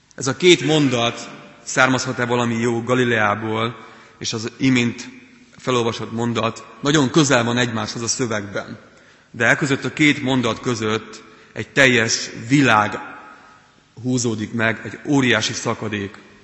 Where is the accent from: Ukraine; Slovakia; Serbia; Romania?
Ukraine; Transcarpathia, Zakarpattia Oblast; moved away as an adult; also born or lived in Pécs, Hungary; now in Hungary; Kárpát alján születtem, ami Ukrajnában